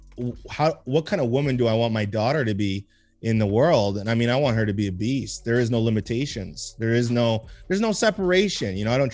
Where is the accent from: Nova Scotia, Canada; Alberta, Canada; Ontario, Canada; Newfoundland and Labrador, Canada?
Alberta, Canada; Edmonton; I grew up in Mill Woods